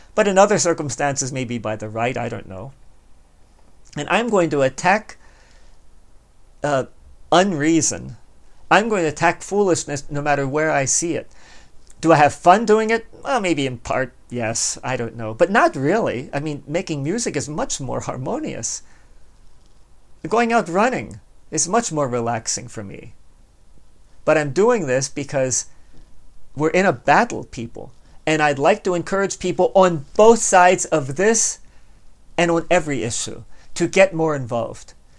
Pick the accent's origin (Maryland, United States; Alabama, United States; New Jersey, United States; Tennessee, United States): Maryland, United States; Baltimore; I was born and raised in Baltimore